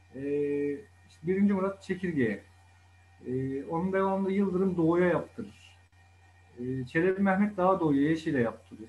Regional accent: Bursa, Turkey; Çarşı içinde, şehir içinde doğma büyüme, Bursalıyım ben.

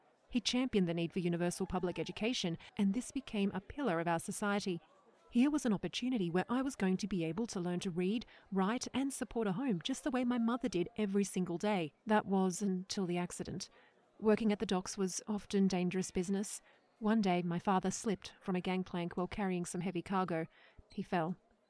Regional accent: Newcastle, New South Wales, Australia; I was born in Newcastle, and I am not afraid to say when, as the students often guess my age as 70 years old, 1903 in Newcastle, 10 minutes from Nobby's Beach. As a kid, I used to love waking up to the sound of the waves

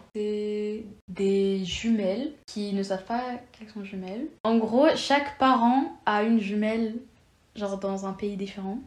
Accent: Lyon, Auvergne-Rhône-Alpes, France; Je suis née à Lyon. Je suis franco-espagnole.

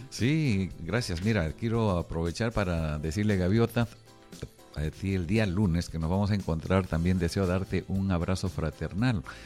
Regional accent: Peru; yo estoy haciendo como peruano

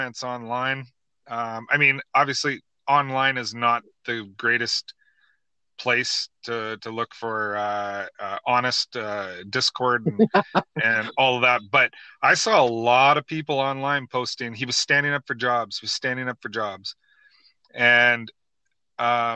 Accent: Canada; as a Canadian

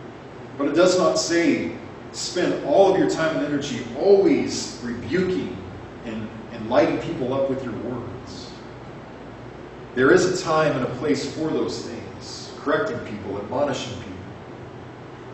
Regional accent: Arizona, United States; my hometown church

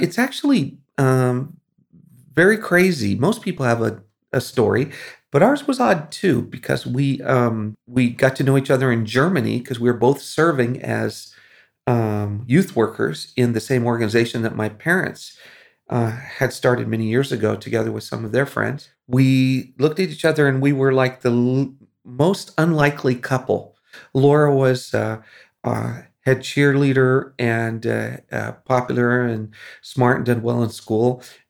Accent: Philippines; Well, it was growing up in the Philippines. The reason we were there was because my parents were missionaries

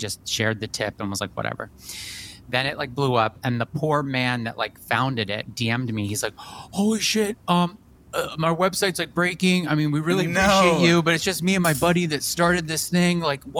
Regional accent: New York, United States; I feel like you've just always been on my radar as a New Yorker

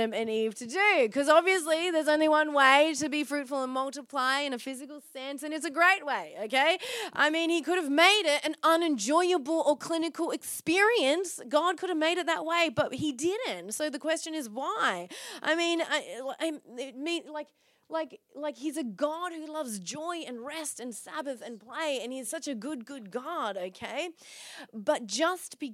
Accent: Byron Bay, New South Wales, Australia; now in Perth, Australia; Got thick skin growing up in Byron Bay

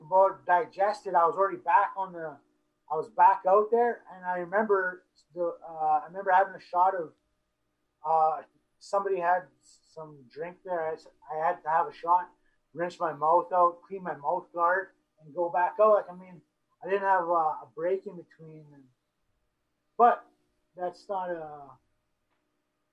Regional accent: Brandon, Manitoba, Canada; I was from Brandon

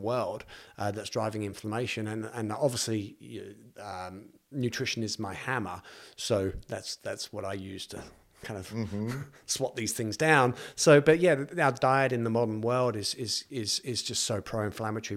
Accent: East of England, United Kingdom; now in New Zealand; I'm from just north of London, and mm. uh, so it's like a new town just north of London

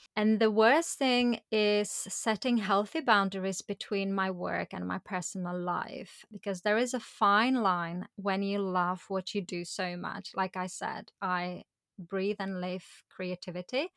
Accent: Prague, Czechia; moved away as an adult; I went on to build my life career in Prague, in my hometown

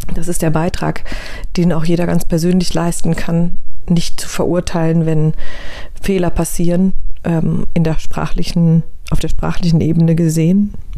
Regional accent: Germany; hier in unserem Land

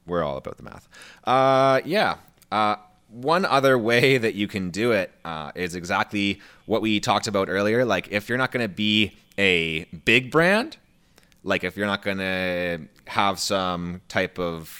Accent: Canada; I feel like I'm Canadian-ing it up more on the podcast than usual. Like, you know

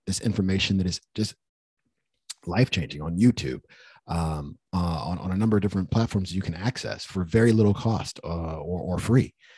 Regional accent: United States; me even being born in America. When I think about how lucky I am as an American

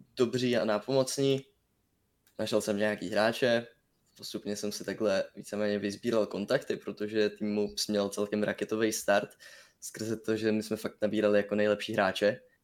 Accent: Brno, South Moravian Region, Czechia; jsem z Brna

